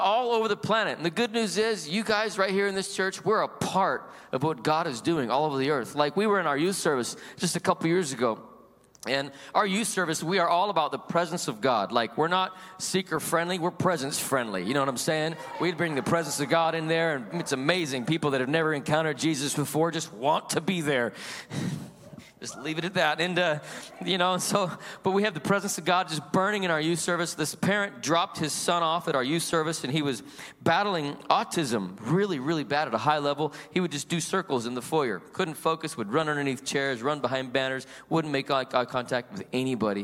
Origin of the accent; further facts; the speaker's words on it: Salt Lake City, Utah, United States; I was born and raised in Salt Lake City, Utah.